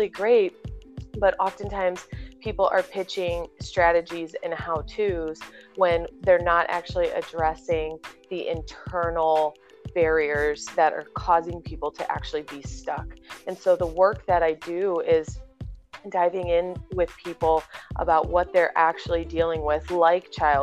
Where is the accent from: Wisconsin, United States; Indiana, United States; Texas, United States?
Indiana, United States; moved away as an adult; also born or lived in Whiting, Indiana; now in San Clemente, United States; I'm born and raised in Indiana